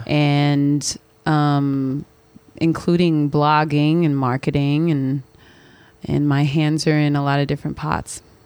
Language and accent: English; Philadelphia, Pennsylvania, United States; moved away as an adult; now in New York, United States; I'm originally from Philadelphia, Pennsylvania, but I have been in New York now for almost a decade